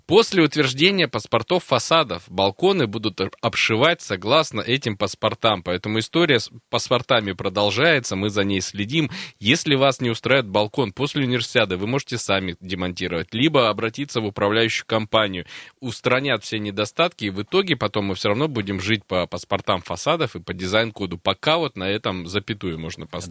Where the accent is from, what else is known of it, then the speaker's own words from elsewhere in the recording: Krasnoyarsk, Krasnoyarsk Krai, Russia; я как красноярец